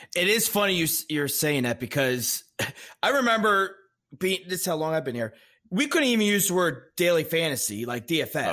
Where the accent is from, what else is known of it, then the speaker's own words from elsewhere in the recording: Maryland, United States; I grew up like right on the Maryland Delaware PA